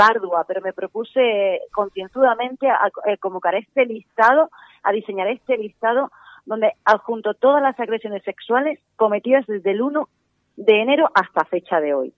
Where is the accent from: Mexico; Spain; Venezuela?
Spain; nosotros somos, los españoles somos 46, 45 millones de personas